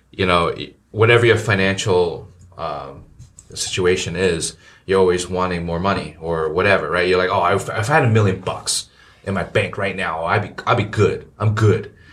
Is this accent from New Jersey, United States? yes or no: yes; New Jersey, United States; I mean, we grew up in Jersey